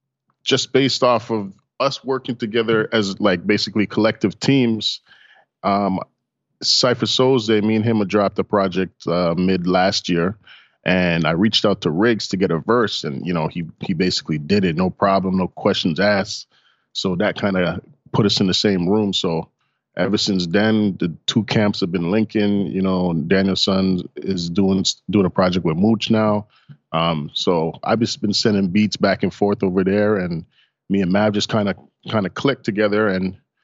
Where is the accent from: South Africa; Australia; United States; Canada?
Canada; Toronto, Ontario; Yes, I was born. I'm born and raised in Toronto.